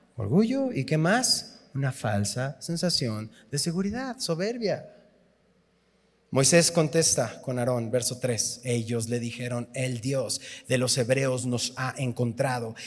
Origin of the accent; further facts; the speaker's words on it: Tizapán de Zaragoza, Mexico; soy de Tizapán de Zaragoza